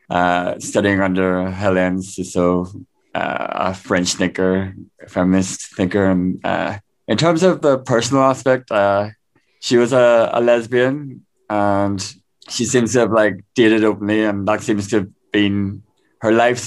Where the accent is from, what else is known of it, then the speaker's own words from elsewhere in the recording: Belfast, Northern Ireland, United Kingdom; moved away as an adult; also born or lived in Leeds / Beijing; now in Taiwan; I'm from Belfast originally.